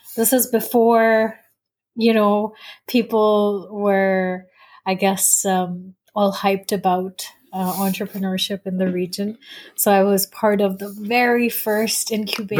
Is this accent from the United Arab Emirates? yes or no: yes; Dubai, United Arab Emirates; moved away as an adult; also born or lived in United States; I was born and raised in Dubai, so I'm very much a, a Dubai girl at heart.